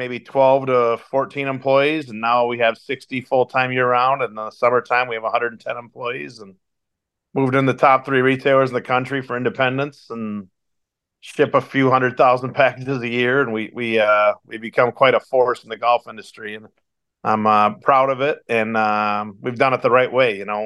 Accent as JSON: {"language": "English", "region": "West Michigan", "country": "United States", "tie": "born or raised there", "said": "born and raised in West Michigan"}